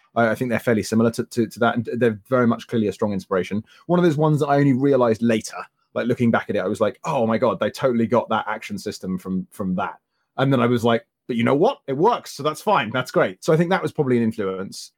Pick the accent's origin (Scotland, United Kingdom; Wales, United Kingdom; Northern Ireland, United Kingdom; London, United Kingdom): London, United Kingdom; Croydon; my hometown in Croydon